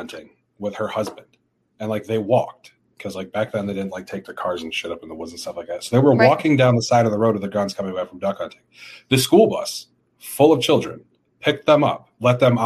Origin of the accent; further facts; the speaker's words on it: upstate New York, United States; I grew up in a county in upstate New York where there was more guns than people.